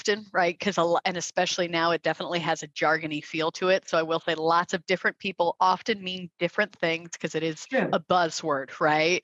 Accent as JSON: {"language": "English", "area": "West Valley", "region": "Arizona", "country": "United States", "said": "I was from the West Valley"}